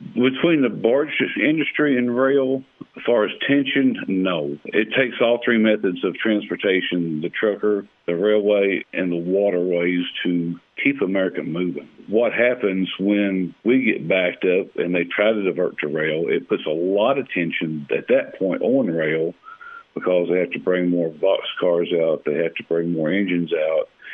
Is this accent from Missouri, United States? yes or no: yes; Bootheel, Missouri, United States; born or raised there